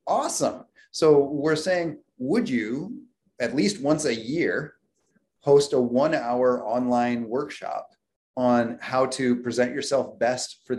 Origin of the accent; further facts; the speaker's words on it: United States; I was born in the United States